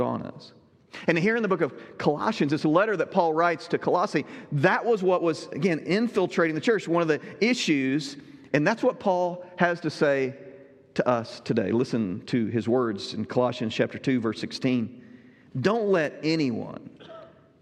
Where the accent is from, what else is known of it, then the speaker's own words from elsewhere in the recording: Southern Illinois, United States; moved away; also born or lived in Southwest Ohio; I grew up in Southern Illinois, you know, served in Southwest Ohio as well